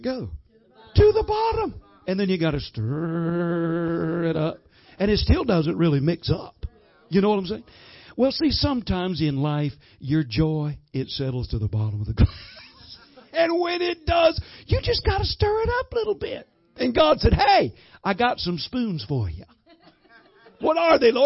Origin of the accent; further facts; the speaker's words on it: the South, United States; I'm from the South, man. We've got what you call sweet tea